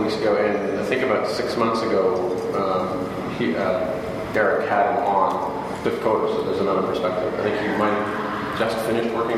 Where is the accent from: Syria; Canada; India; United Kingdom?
Canada; I'm Canadian